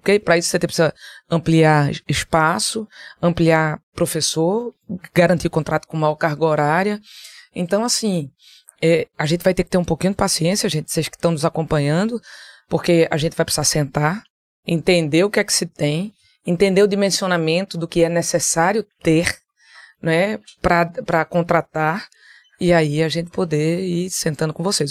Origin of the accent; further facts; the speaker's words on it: Caruaru, Pernambuco, Brazil; also born or lived in Recife; Eu saí de Caruaru com 14 anos para vir morar no Recife para fazer faculdade